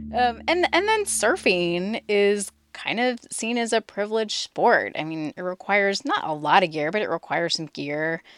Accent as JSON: {"language": "English", "town": "Tucson", "region": "Arizona", "country": "United States", "tie": "born or raised there", "also_born_or_lived": "Southern California", "moved": "yes", "lives_now": "Orange County, United States", "said": "I was born in Southern California, but I actually grew up in Tucson, Arizona, so pretty far from the ocean."}